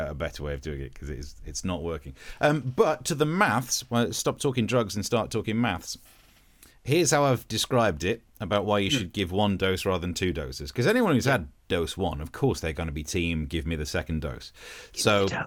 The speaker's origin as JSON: {"language": "English", "region": "East Midlands", "country": "United Kingdom", "said": "my my original accent's not that different to Yorkshire because although I'm from Nottinghamshire, I'm from the right at the top of it, so we sound a bit Yorkshirey."}